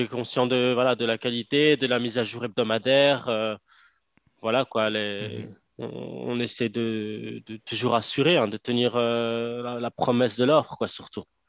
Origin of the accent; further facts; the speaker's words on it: Morocco; je suis marocain